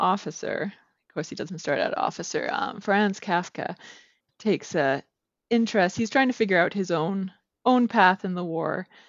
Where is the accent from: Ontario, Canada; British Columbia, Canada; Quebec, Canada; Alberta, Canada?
Alberta, Canada; accent: Canadian; I am from Alberta, Canada, so way up north.